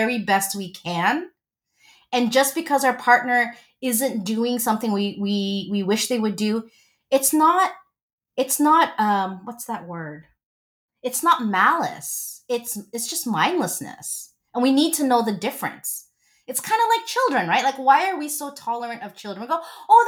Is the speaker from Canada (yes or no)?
no; Philippines; I'm Filipino